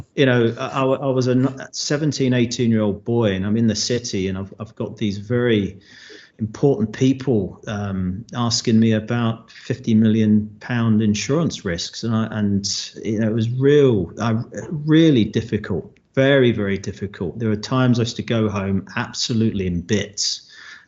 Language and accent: English; London, United Kingdom; moved away as an adult; also born or lived in Glasgow, Scotland; now in Scotland; I'm from London